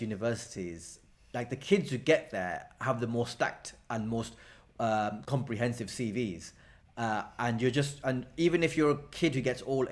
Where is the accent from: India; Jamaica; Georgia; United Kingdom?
United Kingdom; Blackburn, North West England; growing up in Blackburn was great.